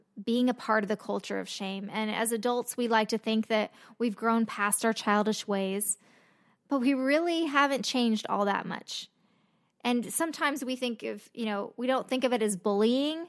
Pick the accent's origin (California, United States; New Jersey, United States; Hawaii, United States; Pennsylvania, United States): California, United States; Los Angeles; I grew up in Los Angeles